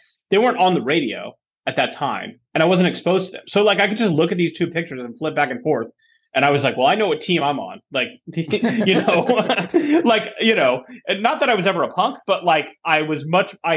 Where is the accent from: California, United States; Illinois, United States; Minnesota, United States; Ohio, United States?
California, United States; San Diego; also born or lived in Michigan; I grew up in San Diego, which is where we now live